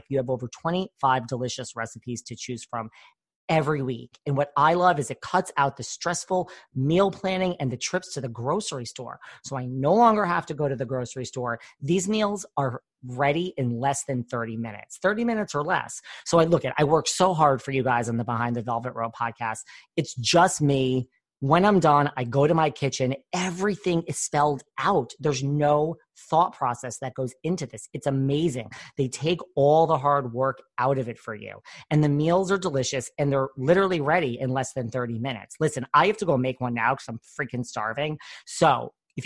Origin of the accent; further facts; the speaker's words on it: New York, United States; I'm a New Yorker.